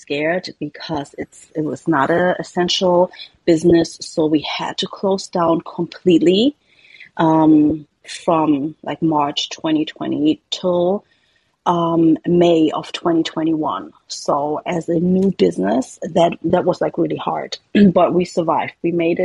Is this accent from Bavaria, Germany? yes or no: no; Berlin, Germany; moved away as an adult; now in California, United States; I was born and raised in Berlin, Germany